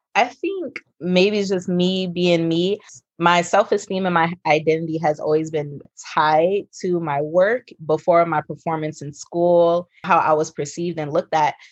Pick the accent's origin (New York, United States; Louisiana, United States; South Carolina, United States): Louisiana, United States; New Orleans; also born or lived in Houston, Texas; now in Southern California, United States; I was born and raised in New Orleans, Louisiana, but I was raised a little bit with my grandmother who lived in Houston.